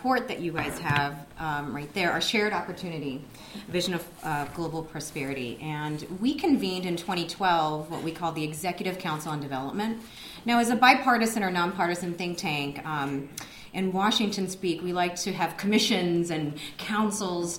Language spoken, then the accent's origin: English; Japan; now in United States; I'm originally from Japan